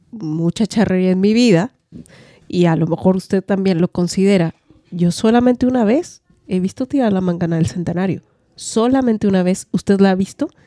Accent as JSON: {"language": "Spanish", "country": "Mexico"}